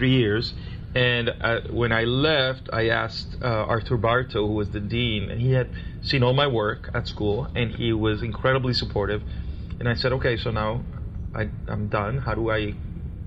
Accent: Caracas, Capital District, Venezuela; moved away; I was born in Caracas, Venezuela

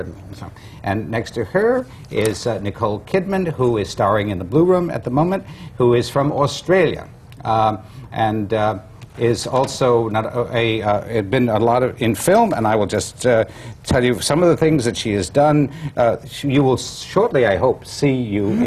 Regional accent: Waterford, Connecticut, United States; I'm from Waterford, Connecticut

